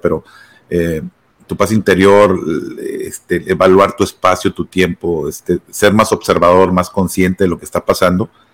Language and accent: Spanish; Monterrey, Nuevo León, Mexico; moved away as an adult; now in United States; regresar a Monterrey, a mi pueblo, a mi tierra